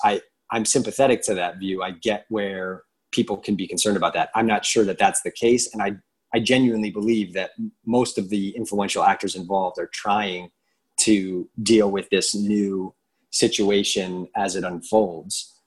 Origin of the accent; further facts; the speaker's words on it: United States; we as American Christians